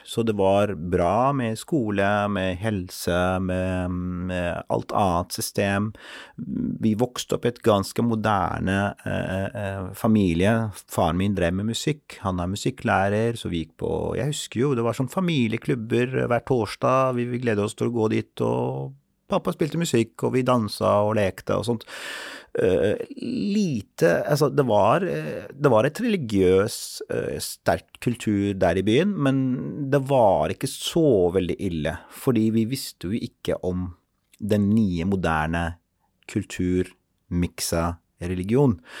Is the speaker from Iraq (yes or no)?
yes; Mosul, Nineveh, Iraq; moved away as an adult; now in Oslo, Norway; jeg er eh, opprinnelig fra Irak. Født og oppvokst der.